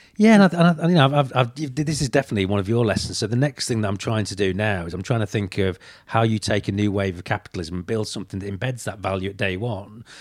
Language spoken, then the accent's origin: English; United Kingdom; I'm British